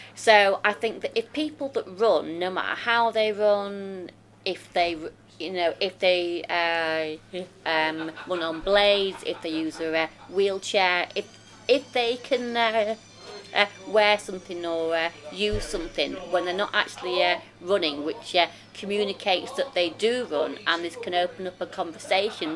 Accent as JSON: {"language": "English", "town": "Rotherham", "region": "Yorkshire and the Humber", "country": "United Kingdom", "said": "I'm from Rotherham."}